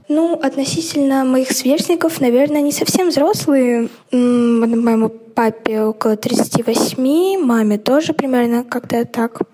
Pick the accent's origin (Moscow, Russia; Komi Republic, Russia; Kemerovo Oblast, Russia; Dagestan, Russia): Moscow, Russia; мне 14, я из Москвы